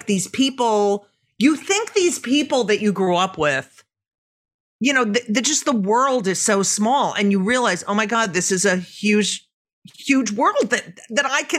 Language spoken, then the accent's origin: English; New Jersey, United States; I grew up in New Jersey too.